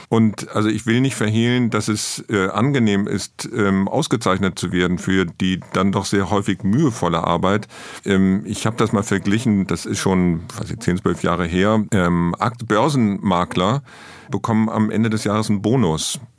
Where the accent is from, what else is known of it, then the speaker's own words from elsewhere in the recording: Rhineland, Germany; Ich bin gebürtiger Rheinländer